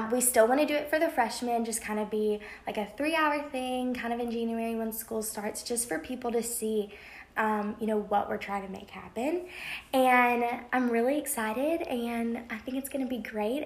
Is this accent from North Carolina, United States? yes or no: no; Birmingham, Alabama, United States; moved away as an adult; now in Oxford, United States; I'm from Birmingham, Alabama